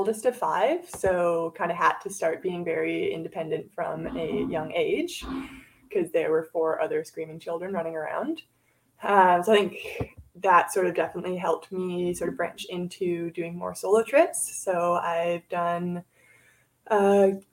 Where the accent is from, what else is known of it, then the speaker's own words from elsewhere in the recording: Vancouver, British Columbia, Canada; now in Squamish, Canada; I live in Squamish right now. I've been up here for about 2 years. I grew up in Vancouver